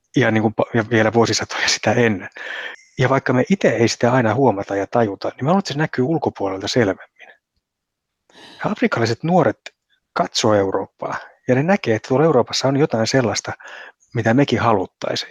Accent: Finland; Meihin suomalaisiin

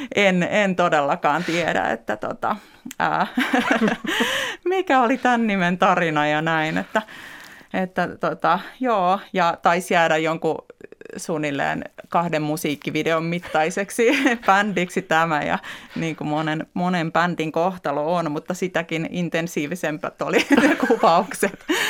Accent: Helsinki, Uusimaa, Finland; also born or lived in Lohja; Mä oon tuossa viisivuotias ja tämä on otettu varmaan aika pian sen jälkeen, kun muutettiin Lohjalta Helsinkiin meidän me, Pitäjänmäkeen

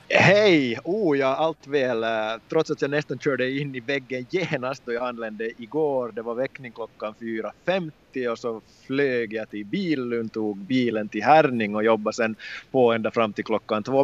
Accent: Loviisa, Uusimaa, Finland; under min barndom i Lovisa då jag tävlade för Lovisa Thor

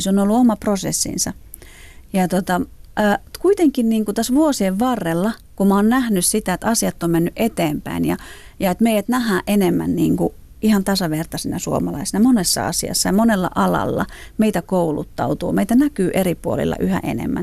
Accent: Finland; suomalaisena, romaninaisena

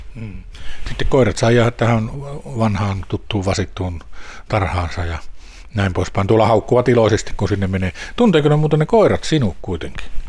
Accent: Lapland, Finland; täällä meillä Lapissa

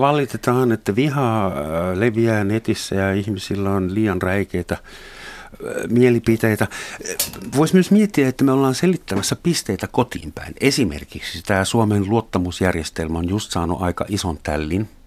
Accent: West Germany, Germany; now in Finland; mä mä Saksasta kotoisin, Länsi-Saksasta

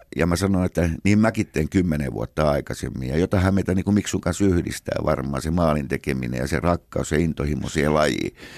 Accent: Helsinki, Uusimaa, Finland; Sitten he muuttivat äidin kanssa totani, niin Helsinkiin ja siellä me synnyttiin Munkkiniemessä 57

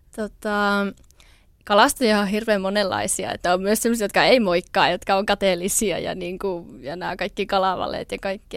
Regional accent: Tikkakoski, Central Finland, Finland; also born or lived in Jyväskylä / Lievestuore; now in Niemisjärvi, Finland; mä oon alun perin siis Tikkakoskelta kotoisin

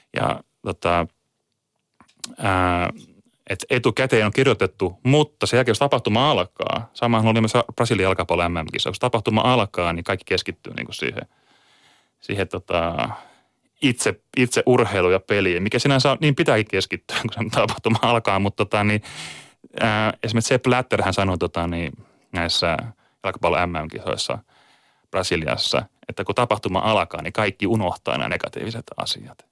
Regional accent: Kotka, Kymenlaakso, Finland; now in Tampere, Finland; olen muuttanut Tampereelle joskus vuonna 2002 ja olen lähtöisin Kotkasta

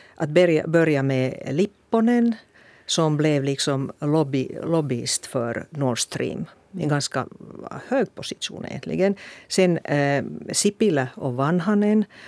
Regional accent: Finland; jag är en blåögd finsk politiker

